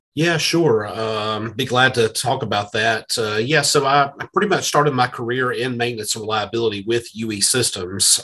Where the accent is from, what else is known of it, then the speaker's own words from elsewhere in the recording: South Carolina, United States; I'm from South Carolina